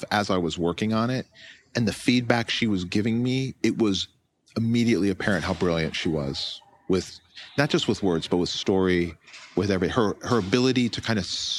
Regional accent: Florida, United States; I grew up in Florida

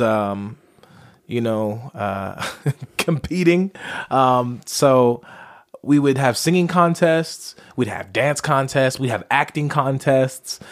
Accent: Las Vegas, Nevada, United States; I'm originally from Las Vegas. That's where I was born

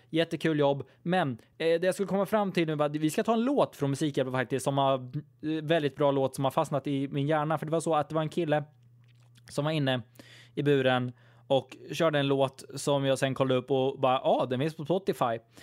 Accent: Sweden; jag är typisk svensk

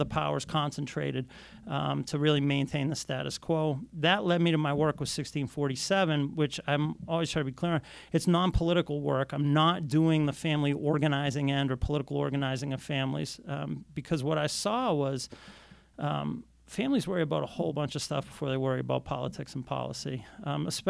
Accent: Boston, Massachusetts, United States; I grew up in Boston in the 1970s and 1980s

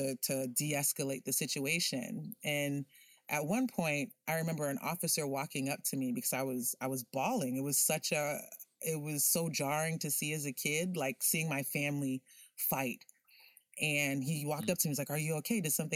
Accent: Miami, Florida, United States; a dark-skinned Haitian girl growing up in Miami

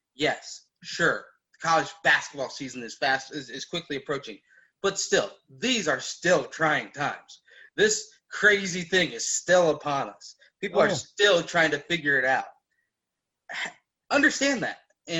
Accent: Cincinnati, Ohio, United States; now in Indianapolis, United States; I was born in Cincinnati, raised in Cincinnati, moved to Indianapolis

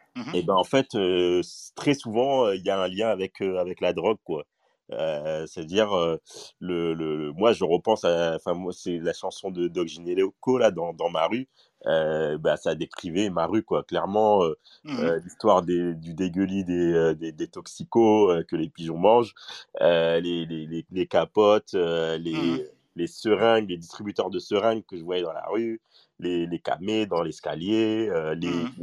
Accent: Paris, Île-de-France, France; moi j'ai grandi à Paris et, spécifiquement à, Stalingrad

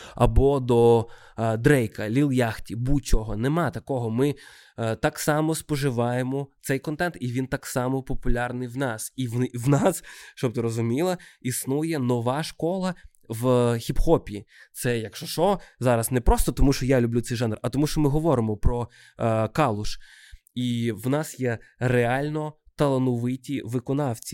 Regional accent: Odesa, Odesa Oblast, Ukraine; з Одеси, з мого рідного міста

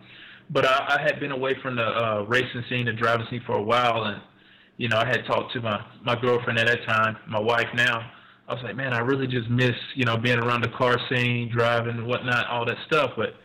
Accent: Macon, Georgia, United States; now in Atlanta, United States; I'm originally from Macon, Georgia, which is dead central Georgia

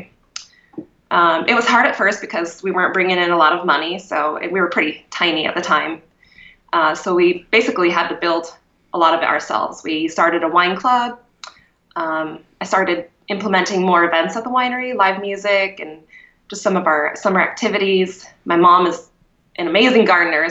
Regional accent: Kuna, Idaho, United States; now in Boise, United States; I grew up outside of Cuna

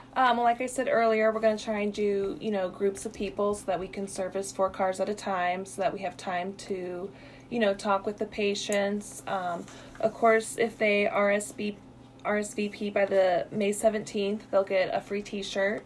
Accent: Illinois, United States; moved away as an adult; now in Missouri, United States; I'm originally from Illinois

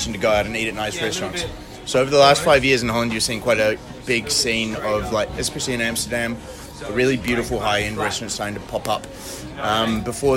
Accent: Hamilton, Waikato, New Zealand; moved away as an adult; also born or lived in Wellington, New Zealand / Netherlands; now in Australia; I come from Hamilton originally

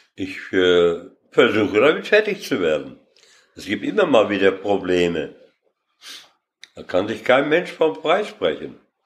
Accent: Lüdenscheid, North Rhine-Westphalia, Germany; geboren bin ich hier in Lüdenscheid und zwar in der Paulinenstraße

